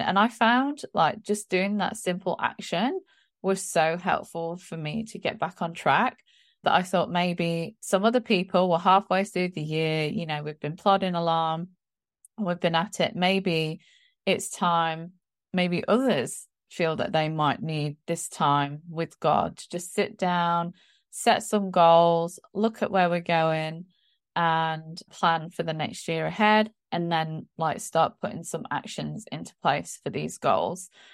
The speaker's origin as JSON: {"language": "English", "region": "England", "country": "United Kingdom", "moved": "yes", "said": "being English and being a Christian"}